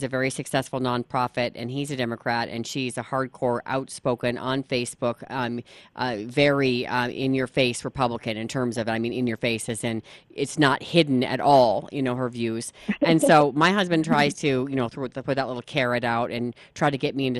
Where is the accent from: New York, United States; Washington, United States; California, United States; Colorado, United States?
California, United States; moved away; I'm originally from California